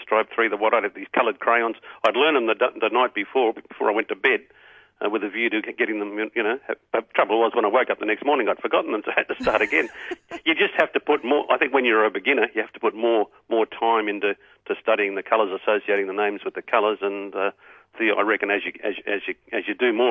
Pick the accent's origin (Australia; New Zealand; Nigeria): Australia; Brisbane, Queensland; I grew up in Brisbane and my mum was a punter